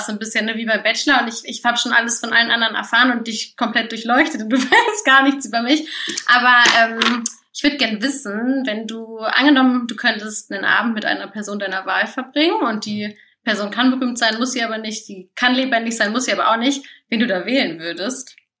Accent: Göttingen, Lower Saxony, Germany; accent: Hochdeutsch; moved away as an adult; now in Leipzig, Germany; ich komme aus Göttingen ursprünglich

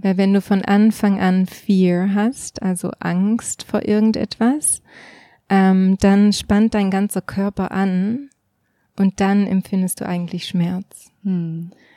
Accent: Switzerland; bei uns in der Schweiz

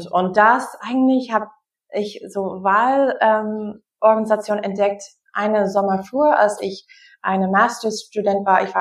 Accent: Wisconsin, United States; ich bin Amerikanerin, wie du gesagt hast. Ich bin in Wisconsin aufgewachsen

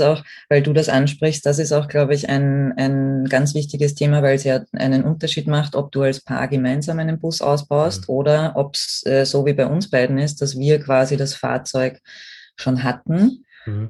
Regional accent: Austria; bei uns in Österreich

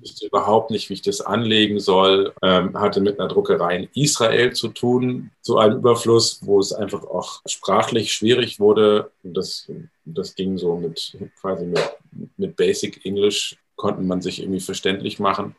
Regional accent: Hamburg, Germany; ich komme nicht aus der Pfalz, sondern aus Hamburg

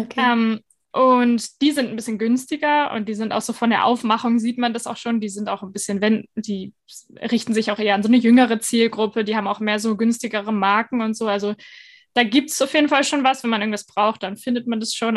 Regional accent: Northern Germany, Germany; moved away as an adult; now in Denmark; ich komme ja aus Norddeutschland

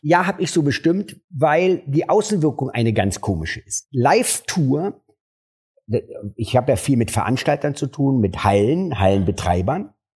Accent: Berlin, Germany; also born or lived in Mariendorf, Berlin / Neukölln, Berlin; Aufgewachsen bin ich in Kreuzberg

